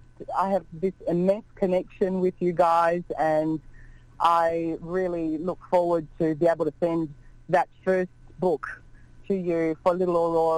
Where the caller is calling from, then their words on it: Australia; I'm calling from Australia.